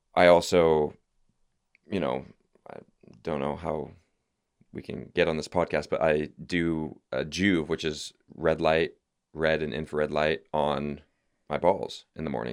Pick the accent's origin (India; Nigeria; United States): United States; California; I'm from California.